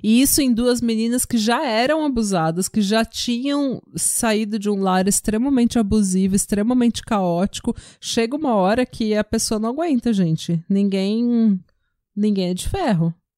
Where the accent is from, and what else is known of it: Brazil; moved away